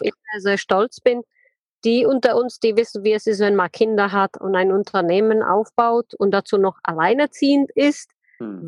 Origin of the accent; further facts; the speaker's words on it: Czechia; also born or lived in Plzeň, Czech Republic / Karlovy Vary, Czech Republic; now in Germany; ich bin in Tschechien geboren, in wunderschönen Pilzen. Das ist ja der Bierstadt, kennt ja wahrscheinlich ja. jeder. Bin dann in äh, Karlsbad groß geworden